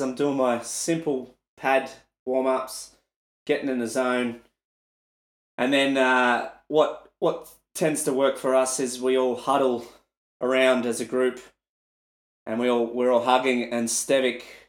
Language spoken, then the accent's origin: English; Melbourne, Victoria, Australia; in an arena in my hometown